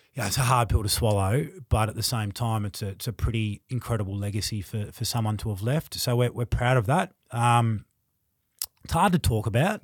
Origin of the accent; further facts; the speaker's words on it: Tasmania, Australia; also born or lived in Queensland; now in Melbourne, Australia; growing up in Tassie